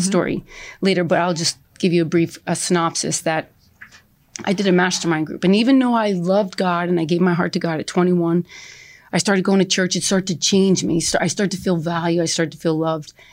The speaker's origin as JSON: {"language": "English", "town": "East Brunswick", "region": "New Jersey", "country": "United States", "tie": "born or raised there", "said": "I was born and raised in East Brunswick"}